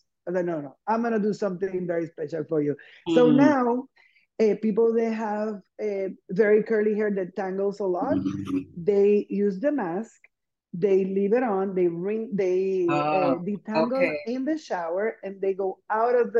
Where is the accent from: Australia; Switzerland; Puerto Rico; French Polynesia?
Puerto Rico; I'm from Puerto Rico, and we tend to think in a small island of 3 million something people.